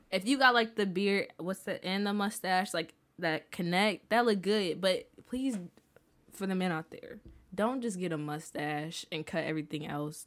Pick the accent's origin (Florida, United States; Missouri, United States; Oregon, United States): Missouri, United States; St. Louis; I'm from Saint Louis